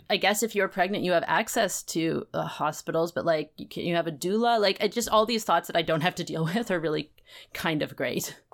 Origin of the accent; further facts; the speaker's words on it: Vancouver, British Columbia, Canada; I grew up in Vancouver